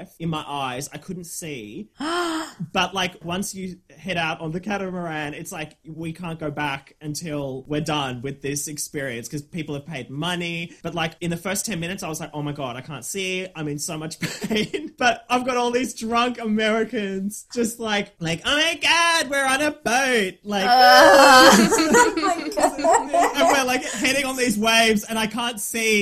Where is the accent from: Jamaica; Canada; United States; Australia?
Australia